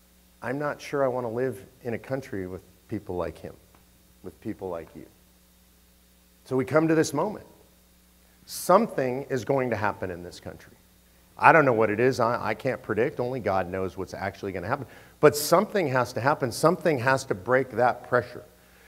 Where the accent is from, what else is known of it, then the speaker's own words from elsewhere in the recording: Texas, United States; Look, I'm from Texas. Texans love to talk about secession.